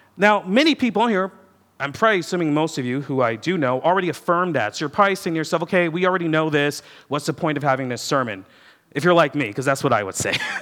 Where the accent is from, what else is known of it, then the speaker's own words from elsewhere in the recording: United States; I'm an American